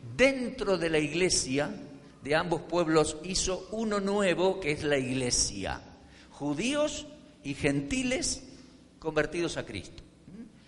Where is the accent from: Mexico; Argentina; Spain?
Argentina; now in Colombia; Yo nací en Argentina